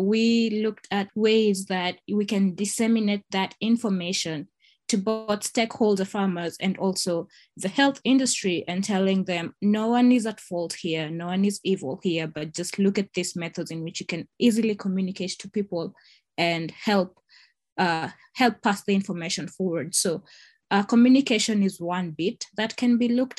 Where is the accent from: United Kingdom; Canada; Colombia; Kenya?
Kenya; moved away as an adult; now in United States; someone who hails from Africa, I come from Kenya.